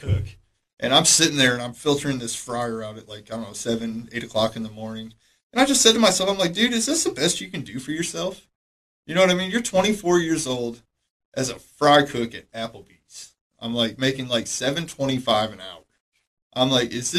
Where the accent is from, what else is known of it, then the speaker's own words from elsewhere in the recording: Michigan, United States; moved away as an adult; now in Cookeville, United States; I came here from Michigan